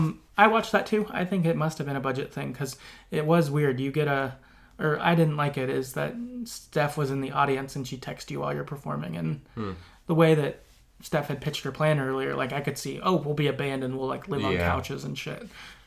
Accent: Salem, United States; Also, I live in Salem. So in my head, that's where they ended up. I had to represent my hometown.

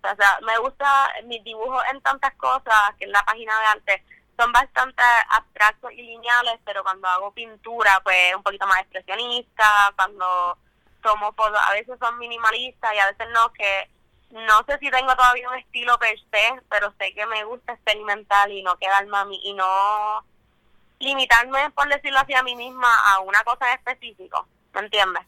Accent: San Juan, Puerto Rico; soy artista de San Juan

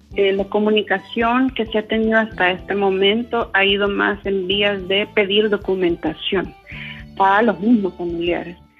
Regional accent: El Salvador; como población salvadoreña

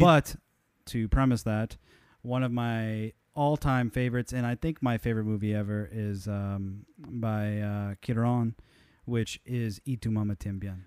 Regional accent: United States; I'm American

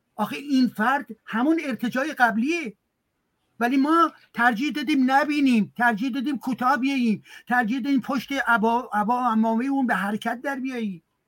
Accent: Iran; now in France; من ایرانی هستم

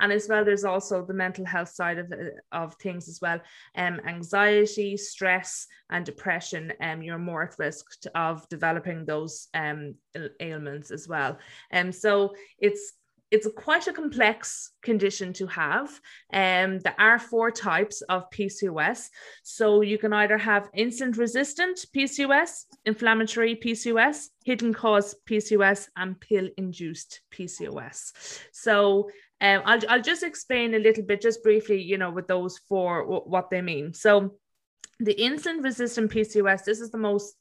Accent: County Offaly, Leinster, Ireland; moved away as an adult; now in Melbourne, Australia; I am originally from County Offaly in Ireland, but I am living in Melbourne, Australia at the moment

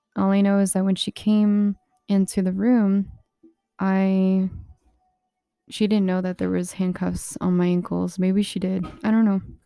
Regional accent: Alamo, New Mexico, United States; also born or lived in Socorro, New Mexico; I had lived in really ghetto um, kinda, like, deserted place. It was in Alamo, New Mexico

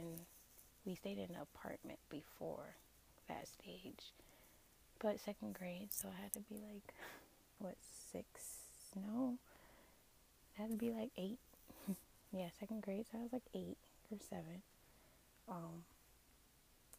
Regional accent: Tampa, Florida, United States; also born or lived in Apollo Beach, Florida; I grew up in Tampa, Florida, born and raised in Tampa, Florida. I've actually never left, never moved to a different state

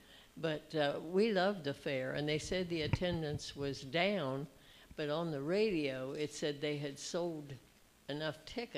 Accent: Newcomerstown, Ohio, United States; I was from Newcomerstown

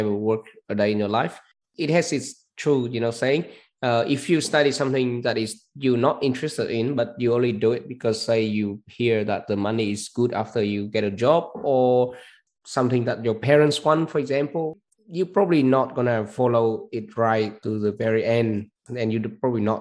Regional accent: Vietnam; now in Australia; my home country, which is Vietnam

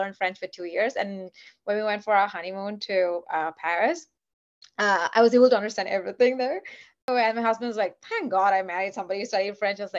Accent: Kuwait; moved away as an adult; also born or lived in Dallas, Texas; now in Los Angeles, United States; I was born and raised in Kuwait, and I lived there for 26 years

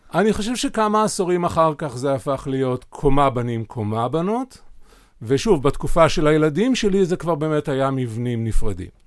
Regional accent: Sa'ad, Southern District, Israel; אני בן קיבוץ, אה, בן קיבוץ סעד, קיבוץ דתי ב, בנגב הצפוני

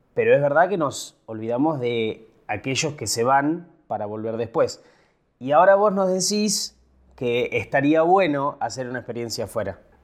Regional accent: a town in Buenos Aires Province, Argentina; moved away as an adult; also born or lived in Junín / Mar del Plata / Mercedes; now in Buenos Aires, Argentina; yo nunca me iría de mi pueblo, del pueblo donde nací. Y yo me fui, cumplí 18, me fui

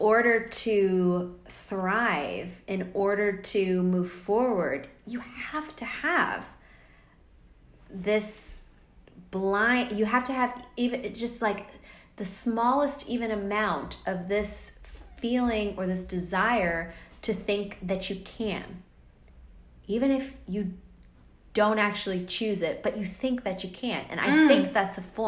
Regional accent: United States; now in Australia; I'm away from America. I'm in Australia

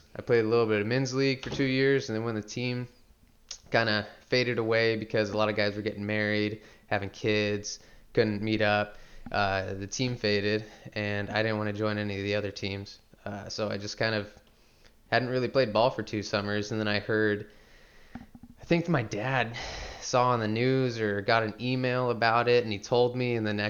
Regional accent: Salem, Oregon, United States; I was born and raised here in Salem, Oregon

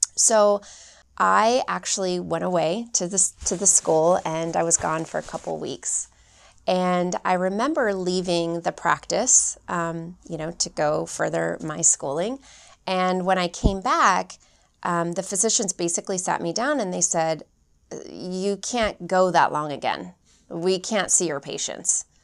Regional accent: Phoenix, Arizona, United States; I'm originally from Phoenix, Arizona

